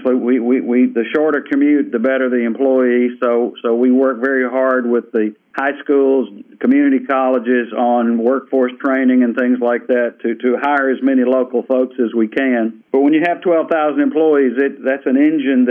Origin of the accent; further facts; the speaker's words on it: Batesville, Mississippi, United States; moved away as an adult; now in Pascagoula, United States; As a guy who moved down here in 1977 from Batesville, Mississippi